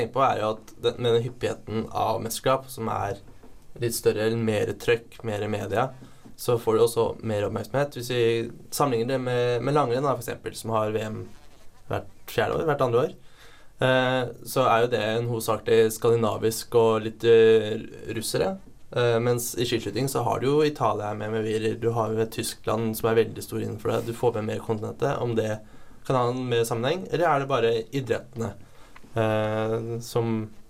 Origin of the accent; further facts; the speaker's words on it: Eidsvoll, Akershus, Norway; jeg er da fra Eidsvoll, som er mest kjent for Grunnloven